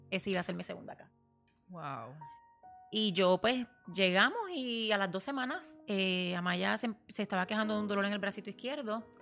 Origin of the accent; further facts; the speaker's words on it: Puerto Rico; moved away as an adult; now in United States; nosotros nos mudamos de Puerto Rico porque pues mi esposo, eh, ¿verdad? Había quedado sin trabajo.